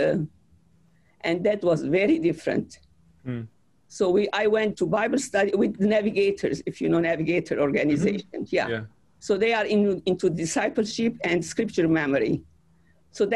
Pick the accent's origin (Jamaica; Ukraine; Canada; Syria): Syria; Aleppo, Aleppo Governorate; moved away as an adult; also born or lived in Beirut, Lebanon; now in United States; I was born in Aleppo